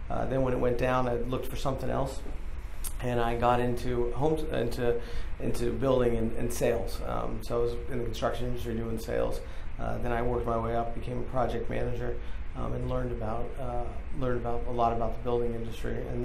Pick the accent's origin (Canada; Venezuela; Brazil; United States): United States; California; born there; also born or lived in New York / Boston / Ireland / Budapest; now in Northern Virginia, United States; I was born in California. We lived in New York. Uh, we also lived in Boston, Ireland, Budapest, uh, and then finally ended up in Northern Virginia.